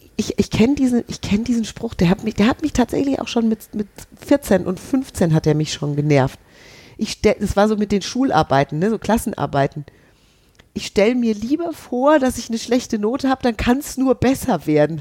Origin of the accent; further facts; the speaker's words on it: Hesse, Germany; ich bin ja Hessin.